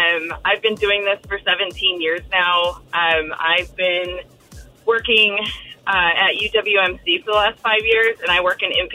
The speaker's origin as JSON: {"language": "English", "region": "Idaho", "country": "United States", "tie": "born or raised there", "moved": "yes", "lives_now": "Seattle, United States", "said": "I grew up in Idaho"}